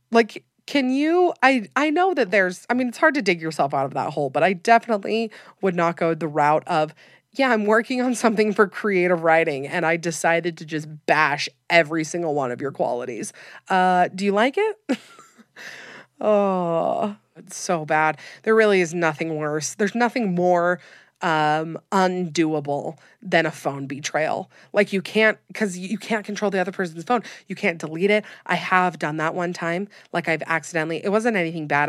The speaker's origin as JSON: {"language": "English", "region": "Utah", "country": "United States", "tie": "born or raised there", "said": "I'm from Utah, have lived here my whole life"}